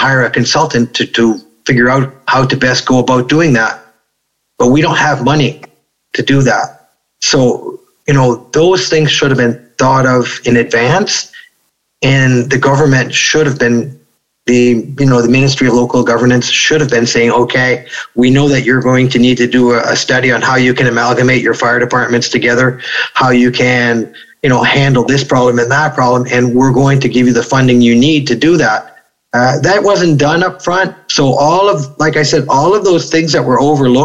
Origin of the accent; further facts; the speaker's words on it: Grand Falls, New Brunswick, Canada; right here at our small hospital in Grand Falls